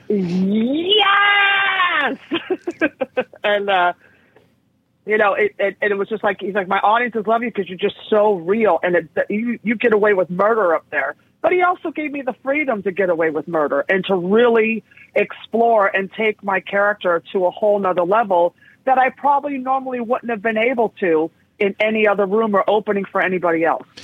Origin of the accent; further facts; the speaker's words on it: San Francisco, California, United States; also born or lived in West Hollywood / Hell's Kitchen, New York; now in New York, United States; I grew up in San Francisco